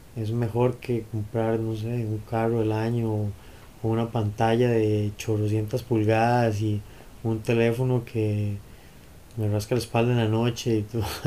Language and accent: Spanish; Costa Rica; volver a ser ticos